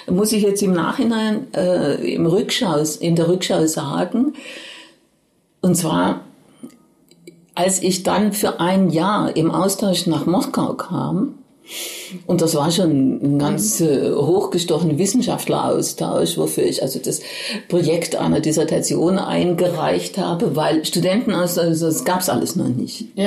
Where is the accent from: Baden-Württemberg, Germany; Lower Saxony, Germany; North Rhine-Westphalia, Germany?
Baden-Württemberg, Germany; Oberkirch; denn ich stamme aus der Ortenau, aus Oberkirch und da blickt man in die Rheinebene auf Straßburg